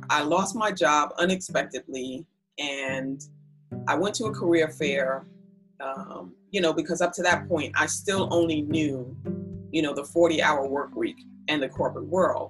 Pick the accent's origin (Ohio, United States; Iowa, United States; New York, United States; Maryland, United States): New York, United States; New York City; we grew up in Brooklyn, East New York